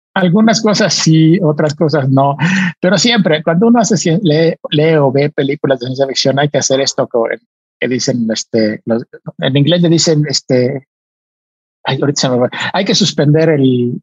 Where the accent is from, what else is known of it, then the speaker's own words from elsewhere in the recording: Mexico; con otros nueve mexicanos, artistas, yo era el único científico